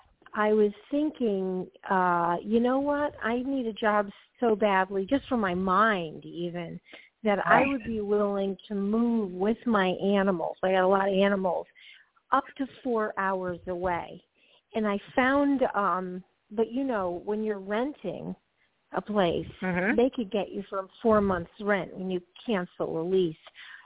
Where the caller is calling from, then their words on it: Georgia, United States; calling from Georgia.